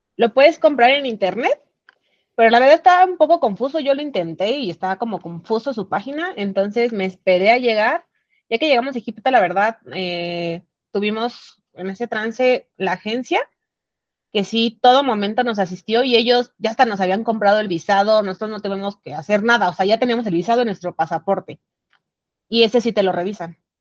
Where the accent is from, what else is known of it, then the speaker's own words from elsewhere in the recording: Mexico City, Mexico; de aquí de la Ciudad de México